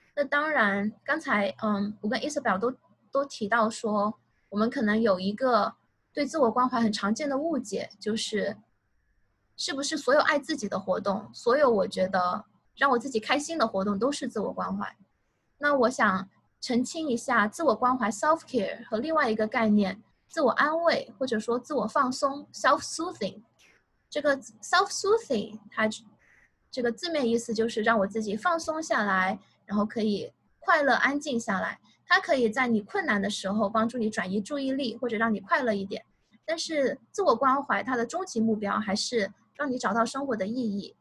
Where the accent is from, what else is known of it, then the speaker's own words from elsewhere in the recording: China; moved away as an adult; now in United States; 我从小到大都在大陆长大，然后呢，在大陆本科毕业之后来美国读的心理学的研究生